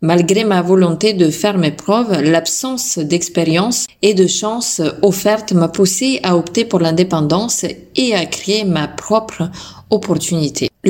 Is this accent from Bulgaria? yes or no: yes; Bulgaria; now in France; À mes débuts en tant que prothésiste angulaire en France, mes influences créatives venaient de mon pays d'origine, la Bulgarie.